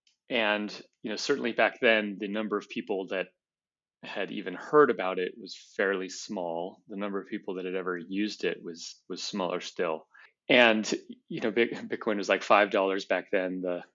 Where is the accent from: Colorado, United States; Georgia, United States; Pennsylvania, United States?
Colorado, United States; You know, I grew up in Colorado